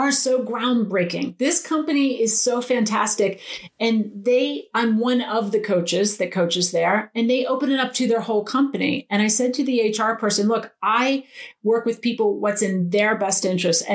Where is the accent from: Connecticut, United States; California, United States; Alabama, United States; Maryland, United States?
Maryland, United States; Eastern Shore of; They still live in the house that I grew up in on the Eastern Shore of Maryland